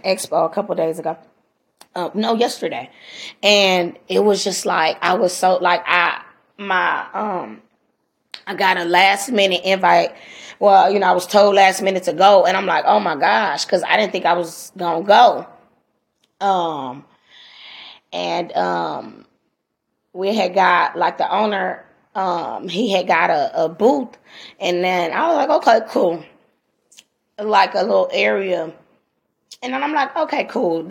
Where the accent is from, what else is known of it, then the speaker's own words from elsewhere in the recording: Los Angeles, California, United States; I'm a girl from Watts